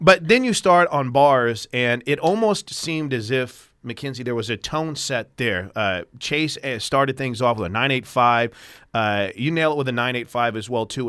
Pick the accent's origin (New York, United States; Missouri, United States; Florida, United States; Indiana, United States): Missouri, United States; St. Louis; moved away; I grew up in Saint Louis